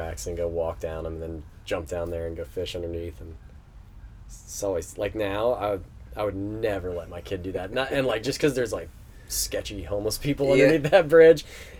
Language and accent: English; Florida, United States; also born or lived in Ortega; And then like when I was in middle school, we moved to the Keys.